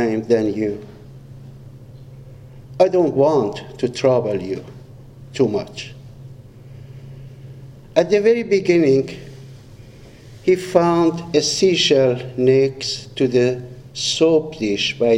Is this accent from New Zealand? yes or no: no; Iran; we Iranians